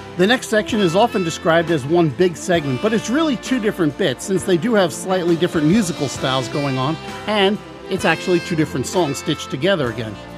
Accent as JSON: {"language": "English", "area": "Long Island", "region": "New York", "country": "United States", "moved": "yes", "lives_now": "Baltimore, United States", "said": "I'm originally from Long Island, New York, which is why I tend to talk fast. And we on the island do take a little bit of extra pride"}